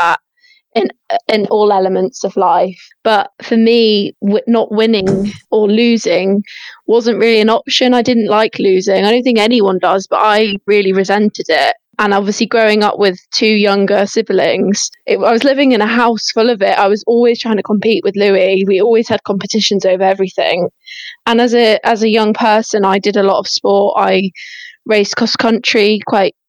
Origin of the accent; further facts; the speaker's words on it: Cornwall, South West England, United Kingdom; also born or lived in Wolverhampton / Telford; when we moved down to Cornwall, the lifestyle changed